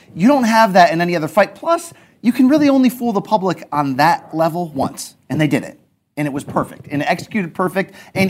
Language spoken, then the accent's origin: English; Connecticut, United States; when I grew up in Connecticut